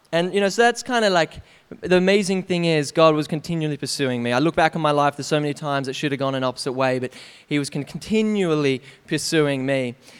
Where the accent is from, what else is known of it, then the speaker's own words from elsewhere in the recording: Canberra, Australian Capital Territory, Australia; we grew up in Canberra, um, where I spent eighteen years